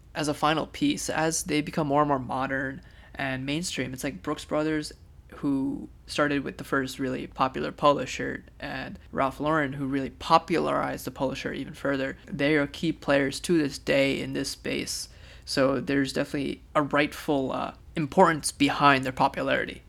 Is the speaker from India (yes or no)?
yes; India; as an Indian